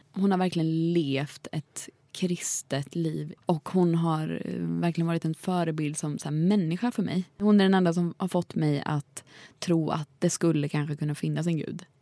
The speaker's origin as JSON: {"language": "Swedish", "town": "Jönköping", "region": "Jönköping County", "country": "Sweden", "said": "jag är från Jönköping"}